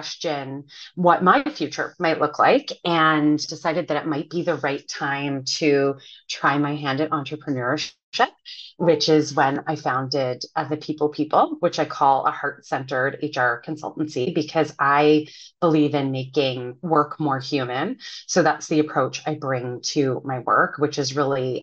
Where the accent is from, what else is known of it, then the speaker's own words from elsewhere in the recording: Ottawa, Ontario, Canada; moved away as an adult; also born or lived in Toronto, Canada; now in New York, United States; left my hometown of Ottawa to go to the University of Toronto